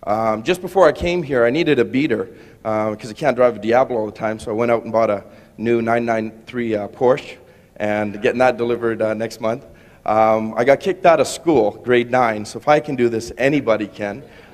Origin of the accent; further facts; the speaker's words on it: Vancouver, British Columbia, Canada; I'm from Vancouver, Canada.